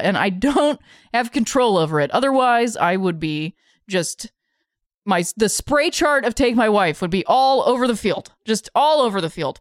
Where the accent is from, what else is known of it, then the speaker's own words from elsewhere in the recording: Akron, Ohio, United States; now in Los Angeles, United States; I said I was from Akron